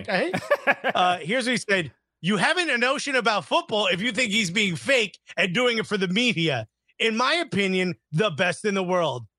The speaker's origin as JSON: {"language": "English", "country": "United States", "said": "as an American"}